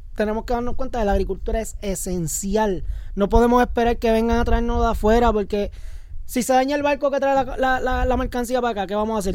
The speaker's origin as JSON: {"language": "Spanish", "country": "Puerto Rico", "said": "Los boricuas estamos en todas"}